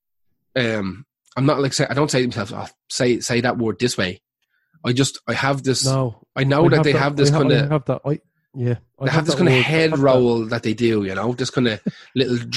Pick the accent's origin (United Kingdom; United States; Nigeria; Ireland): Ireland; Dublin, Leinster; also born or lived in Wicklow; I'm definitely from Dublin